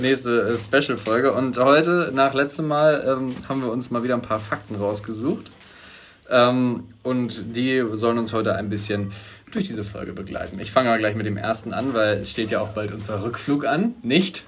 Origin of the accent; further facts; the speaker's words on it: Germany; als Deutsche